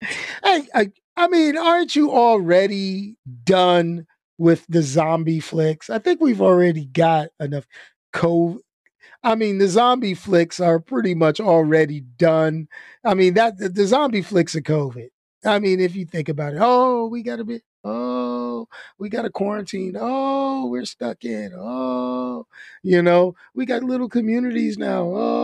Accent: Los Angeles, California, United States; Where you from? I'm from East LA, man. Ghetto. Well, South Central, but, you know, that would have been even funny, you know.

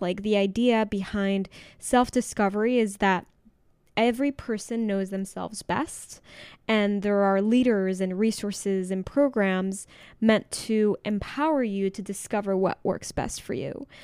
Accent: Mexico; I'm from Mexico

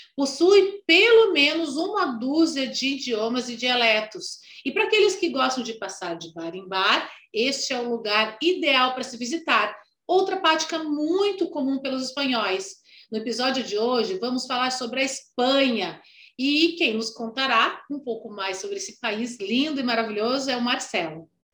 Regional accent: Brazil; also born or lived in United States; eu saí com 16 anos do Brasil Fiquei um ano fora e voltei com 17

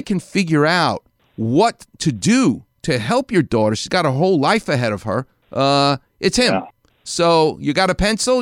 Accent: New York, United States; now in Los Angeles, United States; I'm a New Yorker, which is is in me.

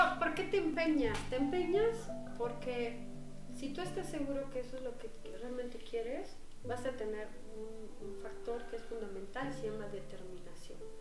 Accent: Mexico; also born or lived in Netherlands / Switzerland; yo pues soy mexicana

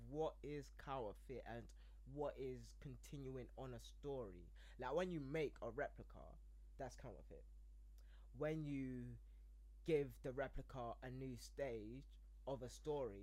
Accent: London, United Kingdom; I'm from London

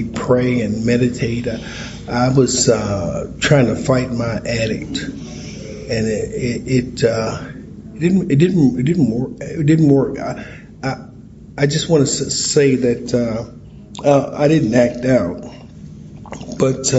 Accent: St. Louis, Missouri, United States; I'm from St. Louis.

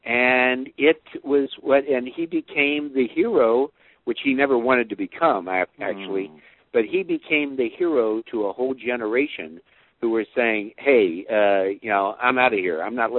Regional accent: Ohio, United States; So we're both Ohio guys. Buckeyes.

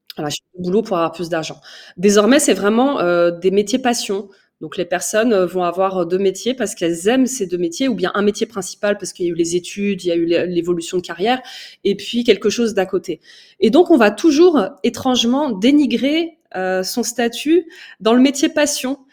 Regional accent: Paris, Île-de-France, France; also born or lived in Oujda, Morocco; Je suis euh, originaire de l'Est marocain. Je suis née à Paris et je suis d'origine amazir

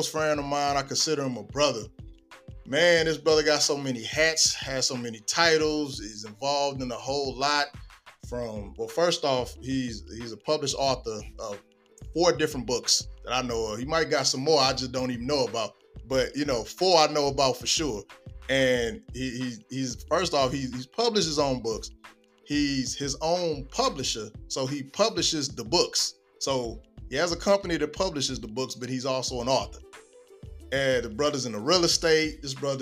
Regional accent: Belleville / East St. Louis area, Illinois, United States; We pretty much grew up around the same area. You know, Belleville, East St. Louis areas

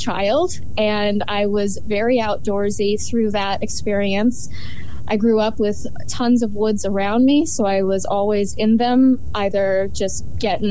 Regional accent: Central Massachusetts, United States; I'm from Central Massachusetts. I grew up in this area

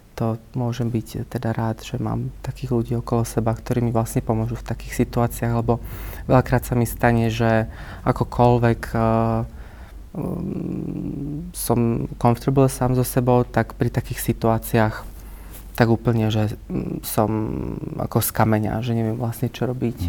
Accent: Malachov, Banská Bystrica Region, Slovakia; moved away as an adult; now in Bratislava, Slovakia; pochádzam z okolia Banskej Bystrice a teda konkrétne z Malachova, čo je taká veľmi malebná dedinka hneď 7 km od

